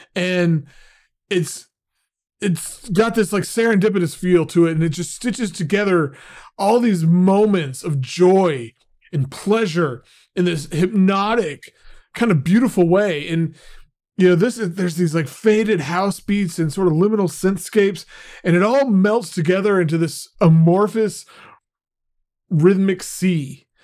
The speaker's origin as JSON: {"language": "English", "region": "Oklahoma", "country": "United States", "tie": "born or raised there", "said": "being in Oklahoma, growing up in Oklahoma"}